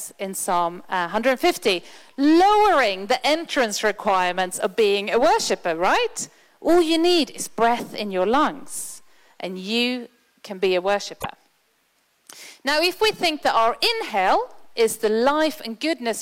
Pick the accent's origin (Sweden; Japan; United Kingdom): Sweden; moved away; I'm from Sweden